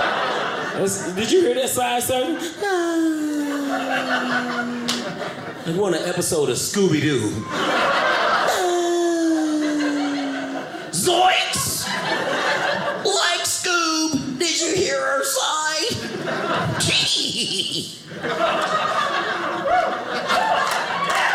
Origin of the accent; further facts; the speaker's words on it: St. Louis, Missouri, United States; moved away as an adult; I'm from St. Louis